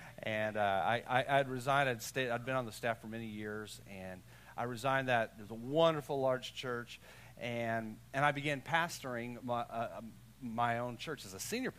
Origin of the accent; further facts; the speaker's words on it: Texas, United States; I'm from Texas. Like, we're just happy around here.